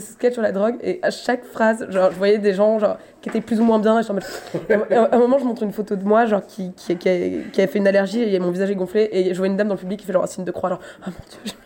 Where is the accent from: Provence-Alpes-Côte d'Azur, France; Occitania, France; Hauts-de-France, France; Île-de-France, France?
Île-de-France, France; Paris; je suis parisienne